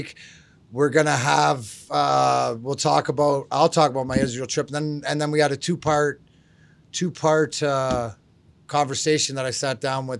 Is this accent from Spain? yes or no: no; Canada; I'm Canadian and proud to be